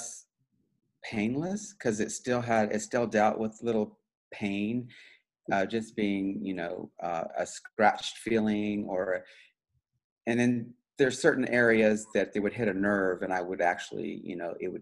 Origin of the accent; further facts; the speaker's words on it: Wichita, Kansas, United States; I grew up in Wichita, Kansas